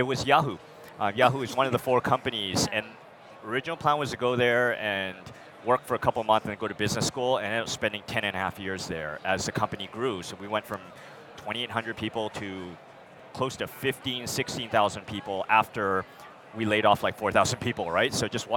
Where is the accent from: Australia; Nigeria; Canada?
Canada; Vancouver, British Columbia; moved away as an adult; also born or lived in United States; now in San Francisco, United States; I'm originally Canadian like yourself, so was raised, born in the U.S., but actually raised in Canada to Taiwanese immigrants